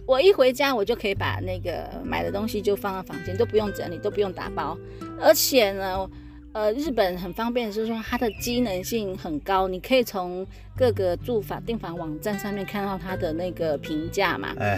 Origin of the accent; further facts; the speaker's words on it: Taiwan; 因为我们台湾人很